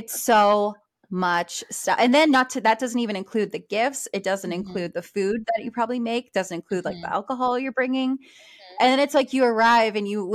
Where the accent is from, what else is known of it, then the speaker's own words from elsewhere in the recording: Maine, United States; now in Texas, United States; I'm from Maine. And when I go home to Maine